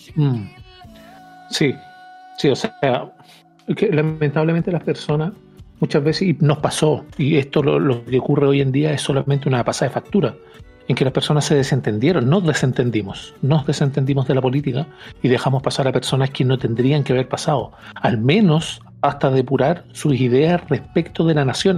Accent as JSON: {"language": "Spanish", "country": "Chile"}